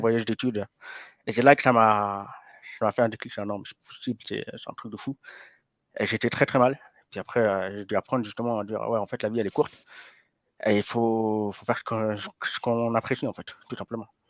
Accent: Lausanne, Vaud, Switzerland; j'ai grandi à Lausanne.

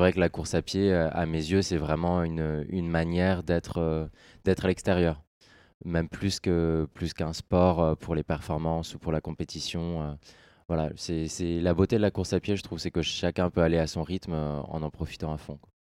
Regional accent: Orléans, Centre-Val de Loire, France; je suis né dans la Beauce

